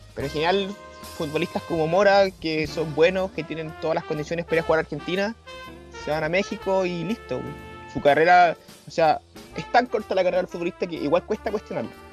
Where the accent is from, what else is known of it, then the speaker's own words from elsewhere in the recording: Chile; somos los chilenos